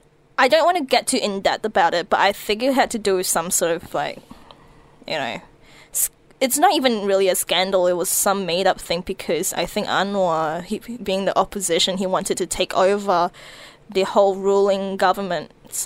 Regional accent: Malaysia; also born or lived in New Zealand; Look, I grew up in Malaysia a bit. I grew up in New Zealand a bit.

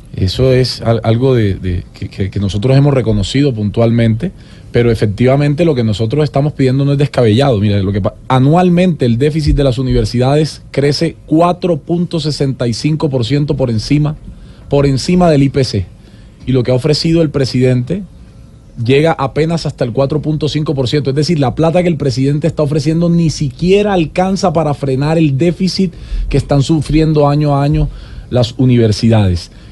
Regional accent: Sincelejo, Sucre, Colombia; also born or lived in Cartagena, Colombia; now in Medellín, Colombia; Yo soy cartagenero, criado en Cincelejo, Sucre, y vivo hace 12 años en Medellín

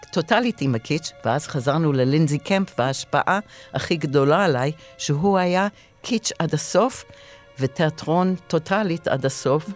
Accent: Israel; אני מישראל

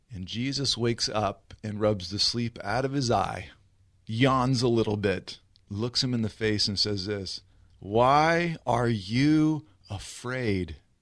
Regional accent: Riverside, California, United States; also born or lived in South Orange County / Los Angeles; Grew up here in Southern California, born and raised in Riverside

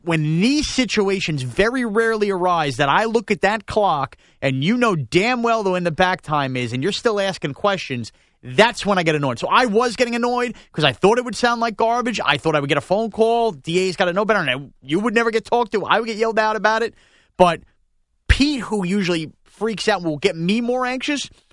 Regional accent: Long Island, New York, United States; I grew up in Long Island

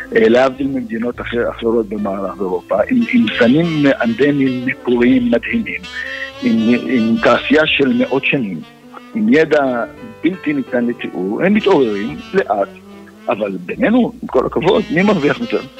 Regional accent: Israel; אנחנו כישראלים

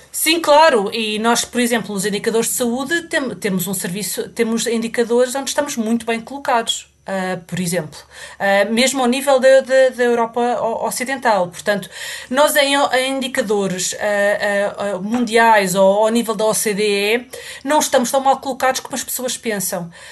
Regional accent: Portugal; moved away as an adult; now in England; Eu saí de Portugal uh, quando acabei, uh, pouco depois de ter acabado a faculdade, ao fim de pouco tempo de, de, de estar no mercado de trabalho, um, e já vão mais de 20 anos e nunca mais voltei

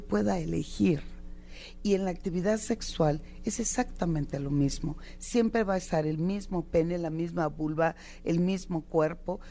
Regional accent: Sinaloa, Mexico; como buena sinaloense

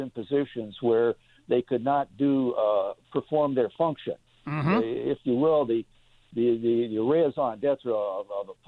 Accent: Indiana, United States; also born or lived in Greenville / Chicago; uh, uh, I grew up in Indiana mm-hmm. and uh, uh, spent time a lot of time. Uh, I've been in uh, uh, Greenville for 13 years. I practiced out of the Sears Tower in Chicago for some 35 years.

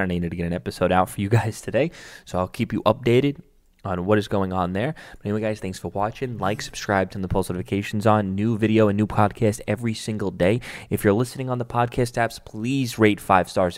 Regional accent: New York City, New York, United States; my hometown, Staten Island

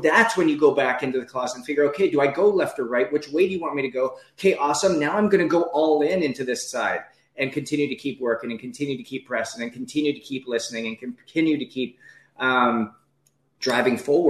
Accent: Northwest Canada, Canada; moved away as an adult; also born or lived in Ohio, United States / Naples, Florida, United States / Anaheim, California, United States; I'm a kid from Northwest Canada

